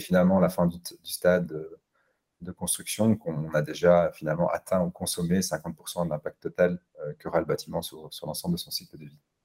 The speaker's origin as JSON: {"language": "French", "town": "Brussels", "region": "Brussels-Capital Region", "country": "Belgium", "said": "je suis bruxellois"}